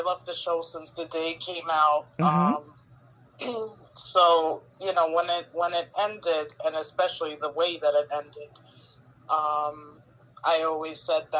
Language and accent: English; New York, United States; I'm from New York.